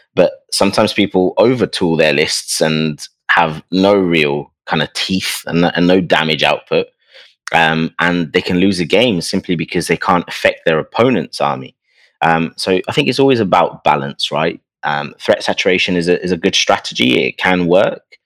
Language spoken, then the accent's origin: English; London, United Kingdom; But I come from London